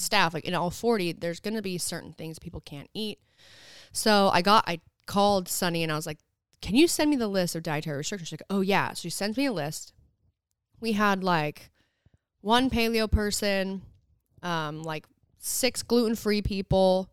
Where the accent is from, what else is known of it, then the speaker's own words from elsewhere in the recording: Southern Utah, United States; moved away; I'm from there. And so we really wanted to be able to showcase all of the things I grew up doing